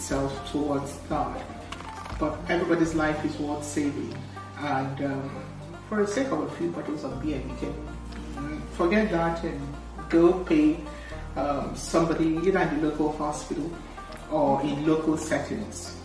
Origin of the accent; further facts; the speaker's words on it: Imo, Nigeria; moved away as an adult; now in United Kingdom; I'm from Imo State, and I had my training in Idiaba